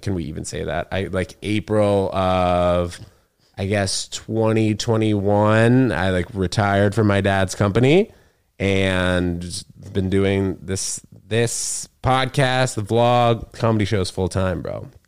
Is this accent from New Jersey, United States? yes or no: no; New York, United States; also born or lived in Connecticut; I'm from New York